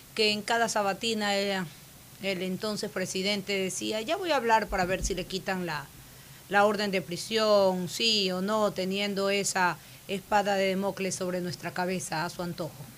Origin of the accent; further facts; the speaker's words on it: Ecuador; Soy una ecuatoriana que sabe trabajar